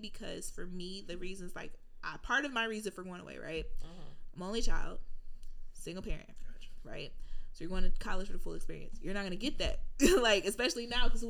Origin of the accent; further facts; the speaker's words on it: Detroit, Michigan, United States; I was black and from Detroit